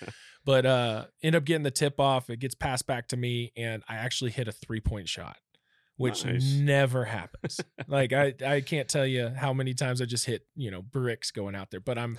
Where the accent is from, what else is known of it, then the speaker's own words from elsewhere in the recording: Germantown, Maryland, United States; born there; But my dad ended up becoming a electrical engineer and started doing some defense contracting work around Washington, D.C. So I was actually born in Maryland, believe it or not.